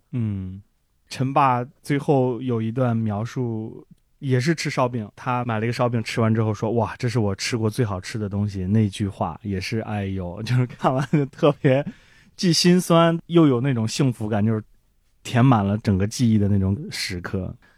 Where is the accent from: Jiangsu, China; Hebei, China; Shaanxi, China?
Hebei, China; Handan; moved away as an adult; now in Beijing, China; 我的老家邯郸是一个交通的地方， 就是是禁忌鲁豫的交界处